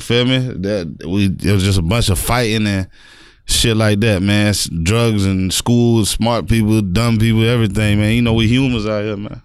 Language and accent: English; North Lauderdale, Florida, United States; Growing up in North Lauderdale